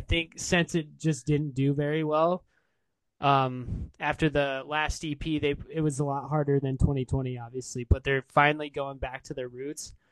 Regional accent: Des Moines, Iowa, United States; I'm from Des Moines, Iowa

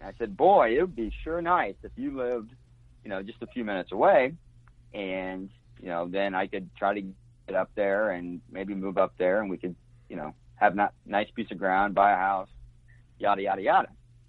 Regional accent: Springfield, Illinois, United States; Yeah, well, I grew up in Springfield, Illinois, and I think I was maybe 7 or 8, and my dad saw an ad in the local paper about 40 acres for sale in Brown County, Illinois.

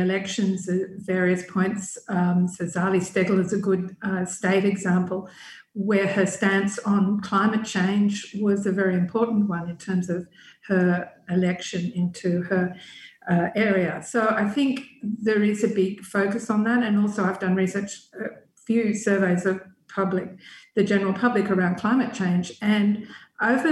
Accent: Australia; I came from Australia

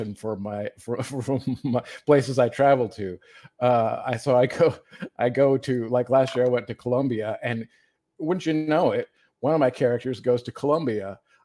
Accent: Michigan, United States; moved away as an adult; also born or lived in Ripon, California; I grew up in Michigan and then I moved to the Central Valley

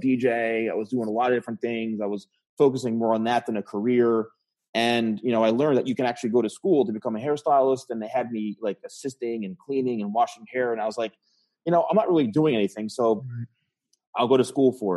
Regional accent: New Jersey, United States; I was born and raised in New Jersey

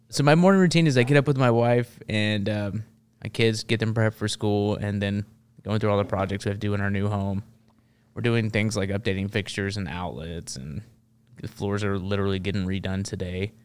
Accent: Memphis, Tennessee, United States; now in Nashville, United States; I grew up in Memphis, and that's a very um, interesting place to grow up.

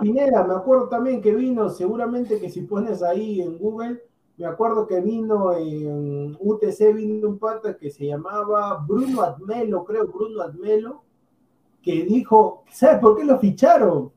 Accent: Peru; nosotros somos peruanos también

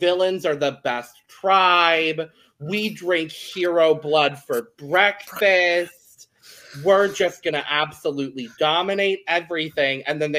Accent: United States; And it's not just because we're American.

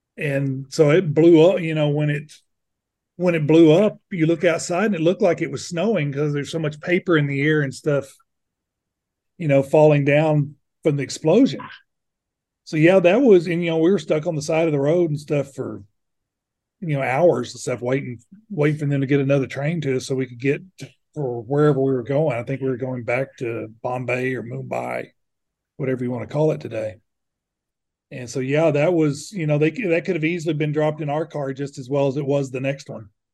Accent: United States; being American

